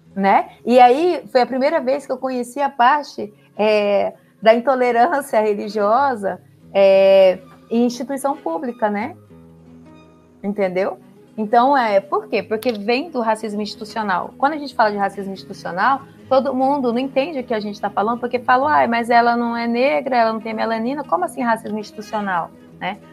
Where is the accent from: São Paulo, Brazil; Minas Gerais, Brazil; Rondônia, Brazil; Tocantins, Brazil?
Rondônia, Brazil; Porto Velho; Eu sou do norte, sou de Porto Velho, Rondônia. Eu nasci em Porto Velho, Rondônia, nasci na beira do rio